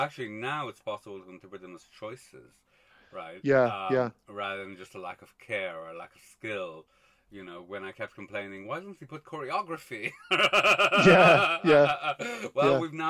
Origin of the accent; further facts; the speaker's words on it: Montreal, Quebec, Canada; I grew up in Montreal